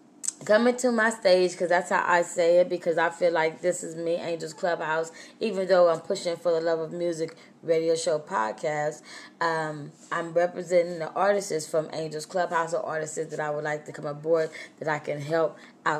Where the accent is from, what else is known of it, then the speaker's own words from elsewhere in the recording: Austin, Texas, United States; I am a country girl. I'm from Austin, Texas. I'm not from Cali